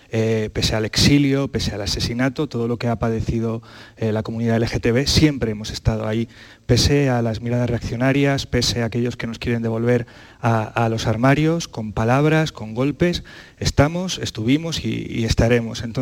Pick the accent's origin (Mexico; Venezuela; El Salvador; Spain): Spain; Vilches, Andalusia; a mi tierra, a esos paisajes hermosos de La Vega, en, Vilches, ese mar de olivos, ese pantano, ese paisaje absolutamente excepcional